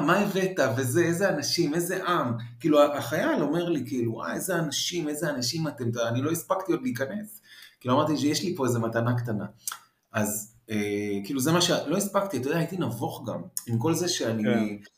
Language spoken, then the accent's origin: Hebrew; Israel; also born or lived in Paris, France; נולדתי בארץ ואז נסענו לחמש שנים וחזרתי